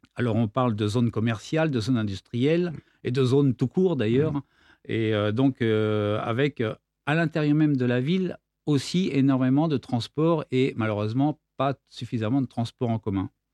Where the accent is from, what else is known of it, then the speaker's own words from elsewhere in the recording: Versailles, Île-de-France, France; now in Nîmes, France; Je suis né à Versailles